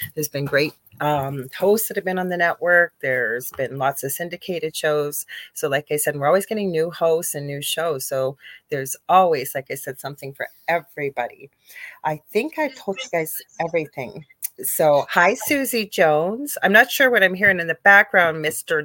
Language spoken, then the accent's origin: English; Canada; I'm a Canadian clairvoyant medium